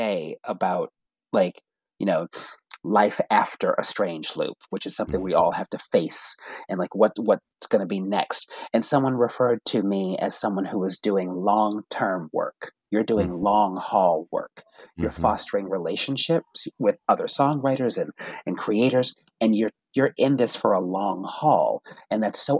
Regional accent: New England, United States; I'm from New England and I wanted to play.

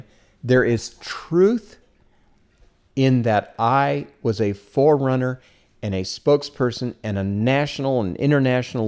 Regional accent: Omaha, Nebraska, United States; I was raised in Omaha, Nebraska.

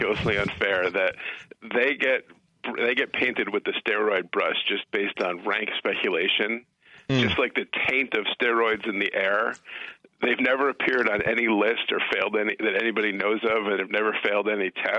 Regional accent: Connecticut, United States; I'm from Connecticut

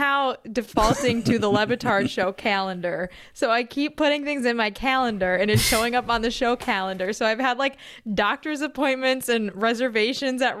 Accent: Chicago, Illinois, United States; accent: Chicago

